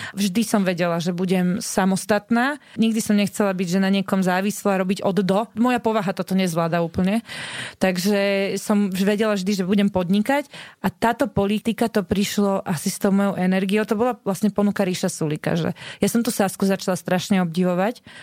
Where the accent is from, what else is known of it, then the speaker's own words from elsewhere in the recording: Bratislava, Bratislava Region, Slovakia; ja som vyrastala vo Vrakuni pri Pentagóne